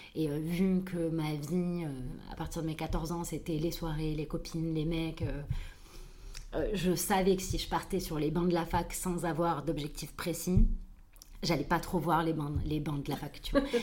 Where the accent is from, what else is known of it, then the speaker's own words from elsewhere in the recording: Toulouse, Occitania, France; je suis née à Toulouse